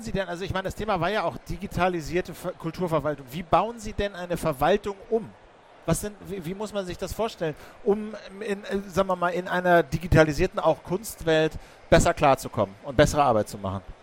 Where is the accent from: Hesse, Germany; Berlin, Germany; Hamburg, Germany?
Berlin, Germany; als Berliner